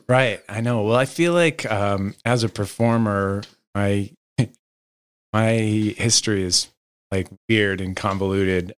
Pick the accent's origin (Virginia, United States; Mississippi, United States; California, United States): California, United States; Los Angeles; originally, I'm from Los Angeles